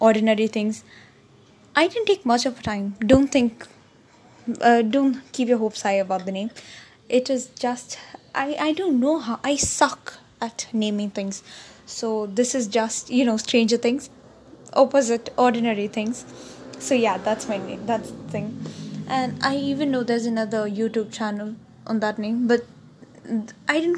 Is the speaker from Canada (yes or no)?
no; South India, India; I am an Indian, or you can say South Indian to be precise